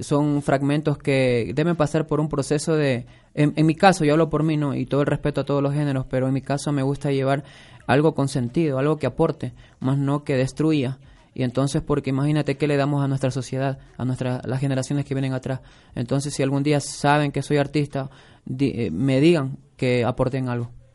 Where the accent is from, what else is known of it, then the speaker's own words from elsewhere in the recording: Coast, Ecuador; los dos somos costeños